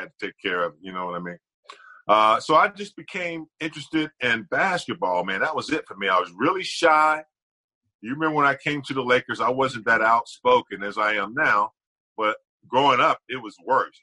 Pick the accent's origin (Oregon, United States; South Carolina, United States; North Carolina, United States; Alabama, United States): North Carolina, United States; Gastonia; moved away as an adult; now in Los Angeles, United States; I grew up in a very small town. You know, I am from the South, country, dirt road, man